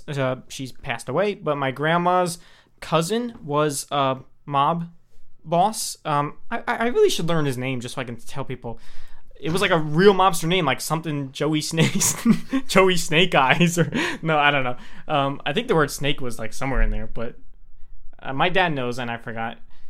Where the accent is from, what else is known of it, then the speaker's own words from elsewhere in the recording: New York, United States; I'm from New York. I'm half Italian, half Greek. My dad's side is all the Italian side. He's full Italian